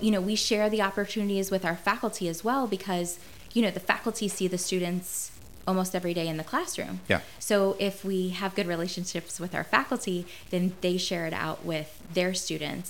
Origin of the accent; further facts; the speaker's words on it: Martinsburg, West Virginia, United States; I grew up in Martinsburg, West Virginia